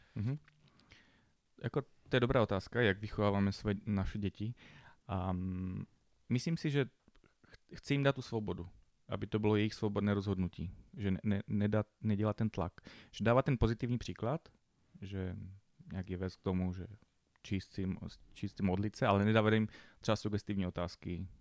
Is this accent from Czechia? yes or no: yes; Bohumín, Moravian-Silesian Region, Czechia; vyrůstal jsem v Bohumíně, městečko